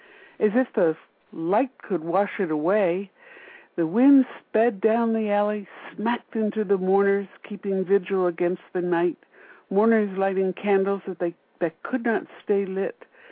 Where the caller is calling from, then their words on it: Washington, District of Columbia, United States; Washington, D.C.